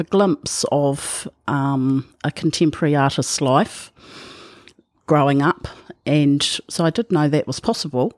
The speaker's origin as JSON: {"language": "English", "town": "Whitianga", "region": "Waikato", "country": "New Zealand", "tie": "born or raised there", "also_born_or_lived": "Thames", "said": "I was born in Thames and I grew up on the Coromandel Peninsula, uh, in small town Witianga on a dairy farm"}